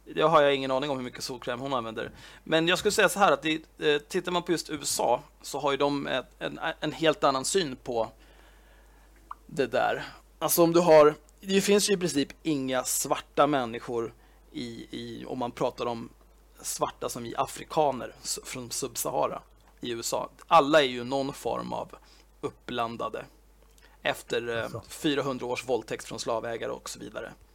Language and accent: Swedish; Sweden; jag är född och uppvuxen i Sverige